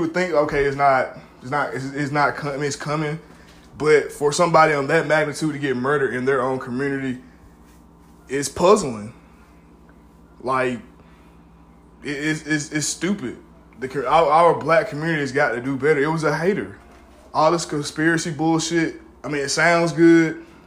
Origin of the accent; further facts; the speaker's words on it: Middle Georgia, United States; I grew up in Middle Georgia